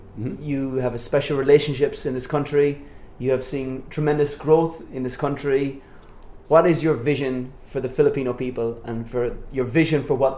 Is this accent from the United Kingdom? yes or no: no; Ireland; now in Philippines; I'm Irish